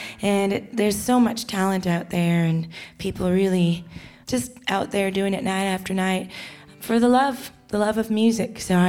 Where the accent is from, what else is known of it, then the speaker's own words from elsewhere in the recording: Toronto, Ontario, Canada; now in Nashville, United States; I'm originally from Toronto, Canada, but I live in Nashville.